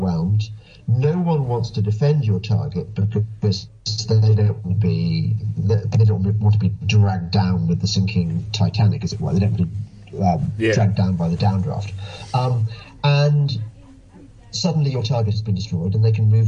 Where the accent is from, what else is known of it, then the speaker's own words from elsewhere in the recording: England, United Kingdom; I'm English